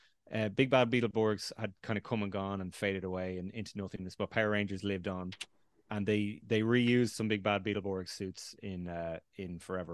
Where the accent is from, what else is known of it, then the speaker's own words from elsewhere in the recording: Ireland; That was filmed in my hometown, Republic of Ireland